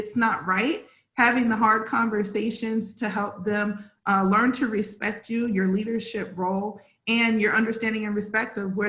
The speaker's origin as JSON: {"language": "English", "region": "South Carolina", "country": "United States", "said": "Where I came from, I'm from South Carolina. So I was one of the only African-American girls in the classroom up until I was in middle school."}